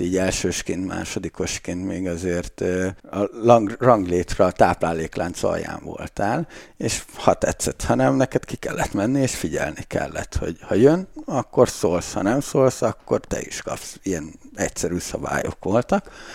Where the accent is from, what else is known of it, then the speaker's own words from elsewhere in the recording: Lakitelek, Bács-Kiskun, Hungary; én lakitelekről származom, az egy kis falu egyébként